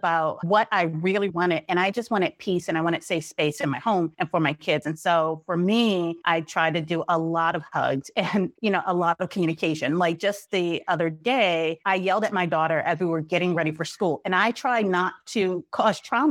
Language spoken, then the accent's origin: English; New York City, New York, United States; I grew up in Brooklyn in the 80s during the height of the drug epidemic at the epicenter.